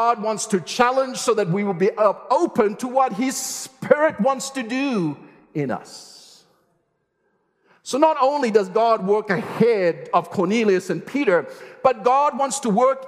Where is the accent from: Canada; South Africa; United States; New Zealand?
South Africa; I'm South African, I know the landscape, I know the world, I know the culture, I love the food